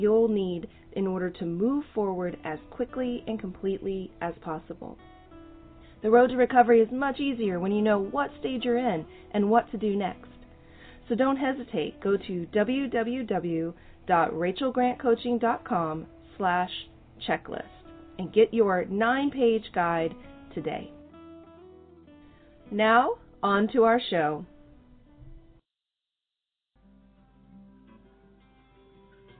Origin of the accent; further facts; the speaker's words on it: Oklahoma, United States; I'm from Oklahoma, so I love my country folks.